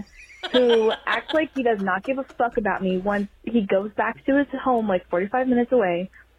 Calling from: San Diego, California, United States; Oh. I'm calling from SoCal.

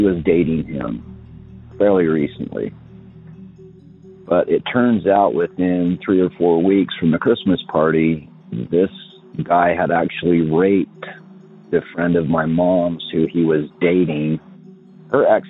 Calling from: Utah, United States; I'm calling from Utah

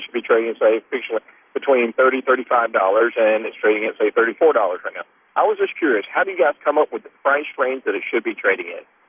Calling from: Savannah, Georgia, United States; I'm calling from Savannah, Georgia.

